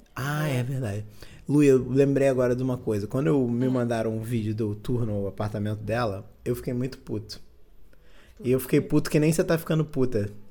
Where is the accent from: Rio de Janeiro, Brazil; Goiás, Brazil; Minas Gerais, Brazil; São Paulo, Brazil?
Minas Gerais, Brazil; Belo Horizonte; sou do, de Belo Horizonte